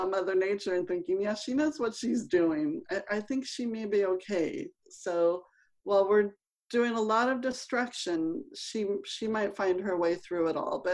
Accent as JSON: {"language": "English", "town": "Los Angeles", "region": "California", "country": "United States", "tie": "born or raised there", "said": "I grew up in Los Angeles"}